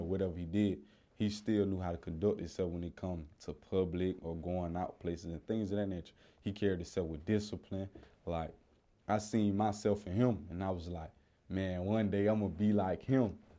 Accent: Columbus, Georgia, United States; I grew up in Columbus, Georgia

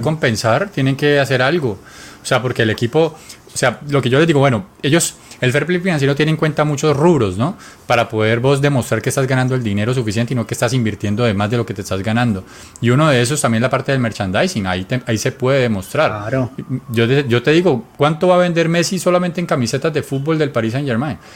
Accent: Colombia; Nosotros que somos colombianos

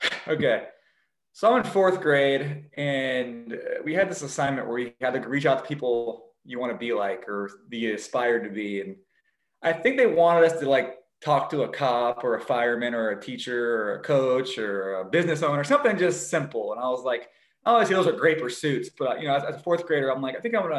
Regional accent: Spokane, Washington, United States; also born or lived in St. Maries, Idaho / Post Falls, Idaho; I was born in St. Mary's, Idaho, and grew up in Spokane, Post Falls area mostly

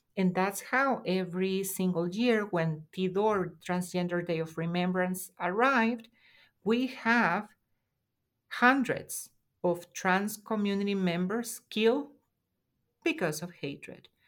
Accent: El Salvador; moved away as an adult; also born or lived in Washington, D.C., United States; now in San Francisco Bay Area, United States; I'm an immigrant, and also I am an intersex woman from El Salvador. So I fled El Salvador in 2015

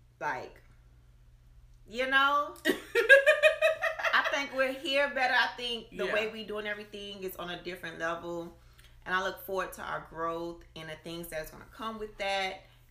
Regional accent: Miami, Florida, United States; accent: Miami; my Miami accent. Sometimes I feel like I don't have one some days. And then some days it get real heavy

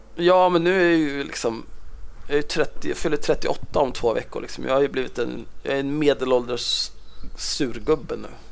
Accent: Stockholm, Stockholm County, Sweden; Född och uppvuxen på Södermalm i Stockholm

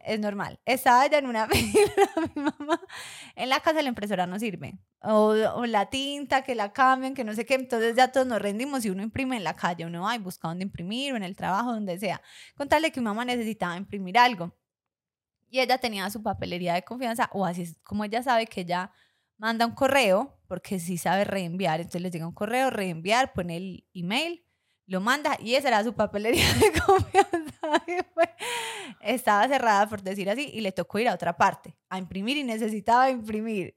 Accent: Colombia; yo era la colombiana y claro, ya sabemos acá todos, que los colombianos tenemos nuestra fama

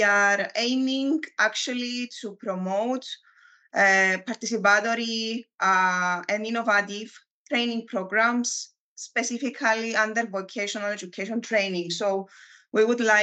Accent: Larnaca, Larnaca District, Cyprus; from Larnaca, Cyprus.

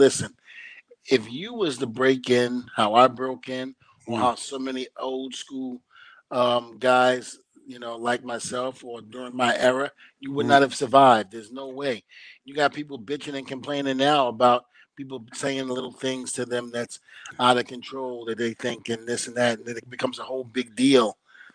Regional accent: New York City, New York, United States; I grew up in Brooklyn, New York. I was born and raised in the projects

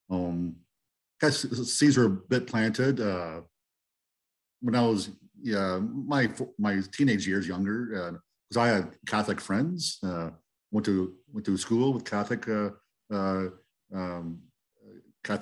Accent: Dutton, Ontario, Canada; moved away as an adult; also born or lived in St. Thomas, Ontario / Iona Station, Ontario; I was born and raised here in this area. First in Iona Station, and then into Dutton area.

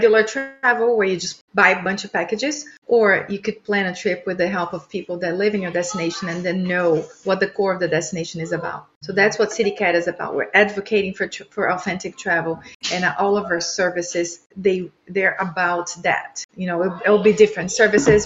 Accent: Brazil; moved away as an adult; now in United States; I am from Brazil originally, immigrated to the U.S. 16 years ago

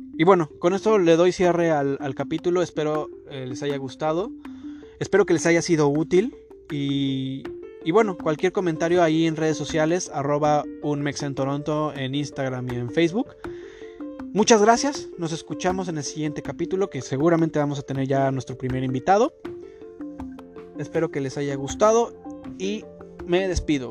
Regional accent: Mexico; now in Toronto, Canada; nosotros como mexicanos

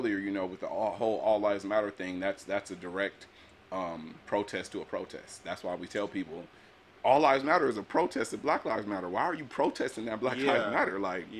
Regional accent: Pomona, California, United States; I grew up in Pomona.

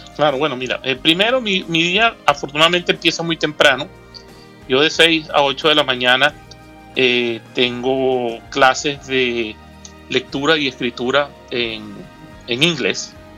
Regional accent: Caracas, Capital District, Venezuela; nací en Caracas, Venezuela.

